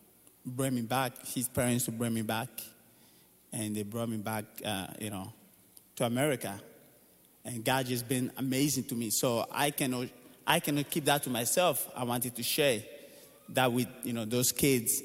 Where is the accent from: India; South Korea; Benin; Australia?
Benin; moved away; I was born in Benin, Africa, and my dad was a tennis coach